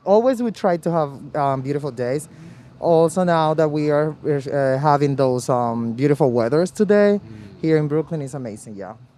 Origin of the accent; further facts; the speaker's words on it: Dominican Republic; English is a second language; now in New York City, United States; I'm Dominican. Soy Dominicano.